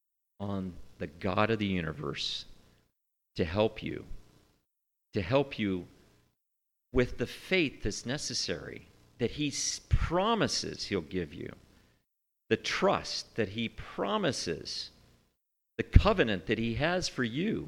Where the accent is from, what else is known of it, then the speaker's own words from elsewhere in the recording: United States; as an American